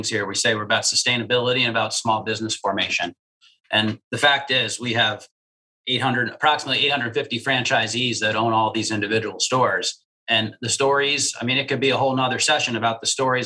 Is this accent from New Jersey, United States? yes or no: yes; New Jersey, United States; I grew up in New Jersey, and my grandparents lived in Brooklyn